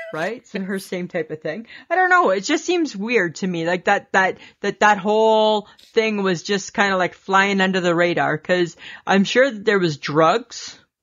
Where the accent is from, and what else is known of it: Canada